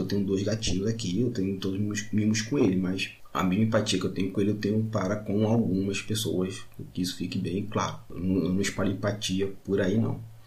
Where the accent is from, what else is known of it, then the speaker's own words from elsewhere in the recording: Magé, Rio de Janeiro, Brazil; eu sou de Magé